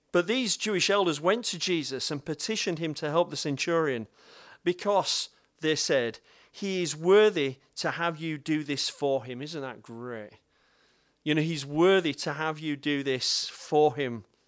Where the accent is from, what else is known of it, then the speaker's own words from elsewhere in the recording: Bradford, Yorkshire and the Humber, United Kingdom; I'm from Bradford